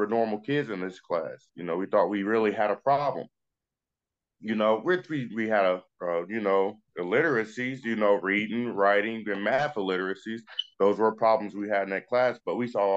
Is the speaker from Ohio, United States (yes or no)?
yes; Dayton, Ohio, United States; also born or lived in Hialeah, Florida; I grew up in Dayton, in Ohio.